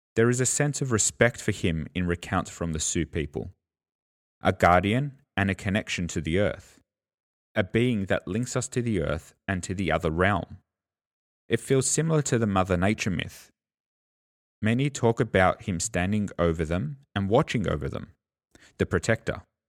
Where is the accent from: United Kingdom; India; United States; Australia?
Australia; accent: Australian; I'm an Australian, so, you know, the Australian accent gets in there